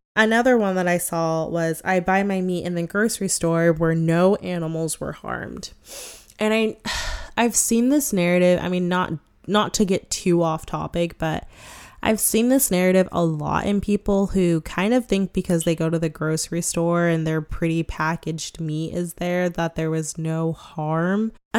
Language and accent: English; United States; I mean, we're all American, so we all kind of have our own little like American ways.